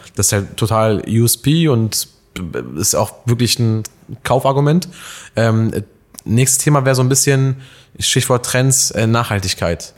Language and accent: German; Alfeld, Lower Saxony, Germany; moved away; bin ja gebürtiger Eifelder